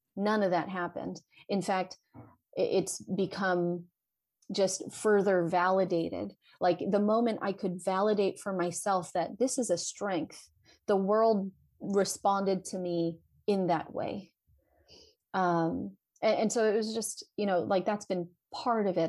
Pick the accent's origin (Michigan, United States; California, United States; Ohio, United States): California, United States; Vallejo; born and raised in Vallejo, California